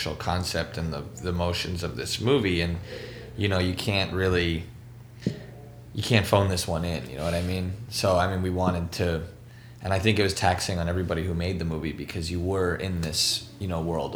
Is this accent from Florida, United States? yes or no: no; New York City, New York, United States; growing up in New York